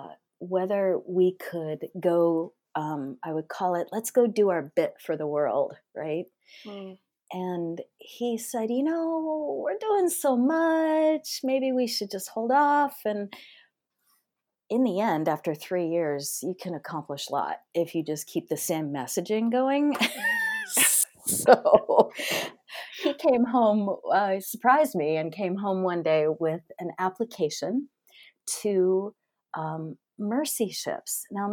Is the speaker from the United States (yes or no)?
yes; Wisconsin, United States; born there; I was born in Wisconsin, of all places, to a very hardworking factory worker and a waitress.